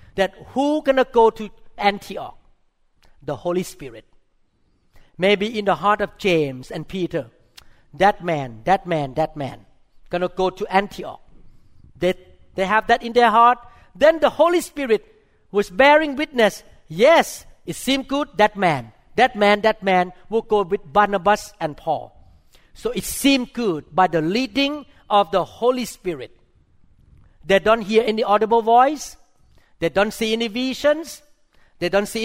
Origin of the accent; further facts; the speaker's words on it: Thailand; I'm a Thai Christian. I mean, I grew up in Thailand